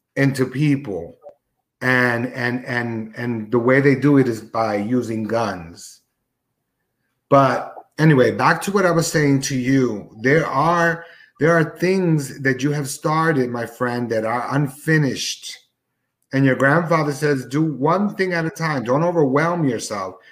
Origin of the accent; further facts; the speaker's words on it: Newark, New Jersey, United States; I was growing up in Newark, uh, New Jersey